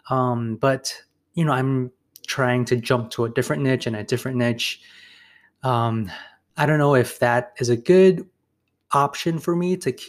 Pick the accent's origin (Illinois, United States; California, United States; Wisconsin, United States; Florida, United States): Illinois, United States; Chicago; I came from Chicago, and in Chicago you do see some dentists, but they're not that prevalent.